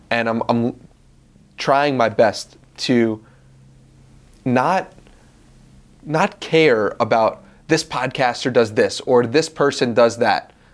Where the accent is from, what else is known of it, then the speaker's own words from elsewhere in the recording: Long Island, New York, United States; now in Austin, United States; I'm from Long Island, New York